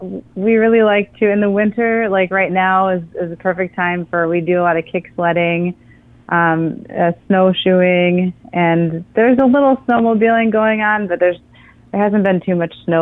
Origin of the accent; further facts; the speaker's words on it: St. Charles, Illinois, United States; now in Door County, United States; So I was born and raised in Illinois in a little town called St. Charles, Illinois. It's a northwest suburb of Chicago.